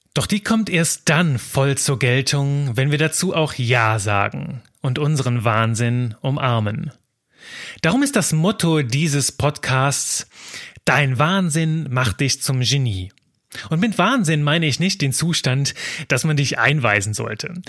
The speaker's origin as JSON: {"language": "German", "country": "Belgium", "moved": "yes", "lives_now": "Cologne, Germany", "said": "Ich bin Belgier"}